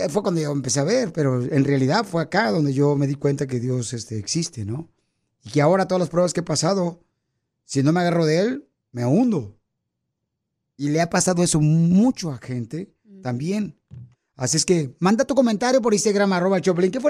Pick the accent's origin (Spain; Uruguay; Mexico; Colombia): Mexico; Durango; moved away as an adult; now in United States; Ah, soy originaria de Durango, México.